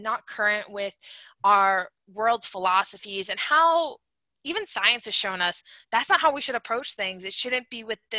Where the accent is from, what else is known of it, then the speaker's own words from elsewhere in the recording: Massachusetts, United States; I'm from Massachusetts, we have the Cape Cod Canal